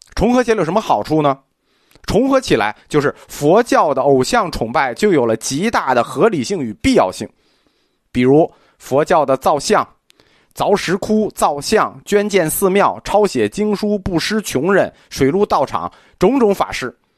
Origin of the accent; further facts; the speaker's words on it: China; 我们中国人是比较现实的